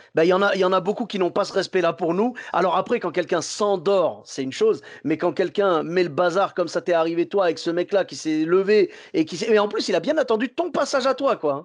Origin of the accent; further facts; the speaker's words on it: Bordeaux, Nouvelle-Aquitaine, France; Chez nous, à Bordeaux